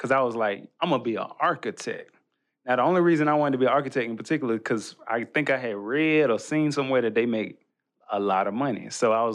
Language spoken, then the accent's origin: English; Birmingham, Alabama, United States; our church growing up in Birmingham